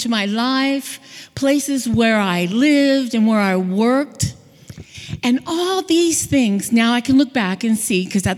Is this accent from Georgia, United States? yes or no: no; Hawaii, United States; moved away; also born or lived in California; I'm from Hawaii. I lived in California near the beach.